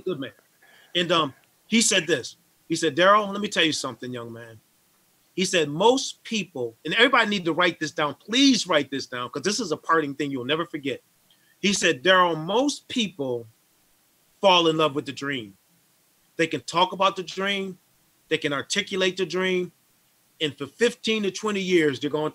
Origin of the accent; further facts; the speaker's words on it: Syracuse, New York, United States; moved away; my hometown to Syracuse